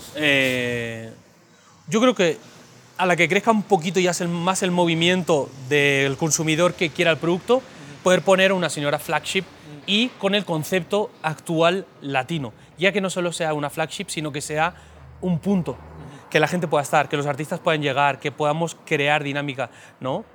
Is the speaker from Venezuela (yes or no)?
no; Spain; moved away as an adult; now in Mexico; somos españoles, acabamos de llegar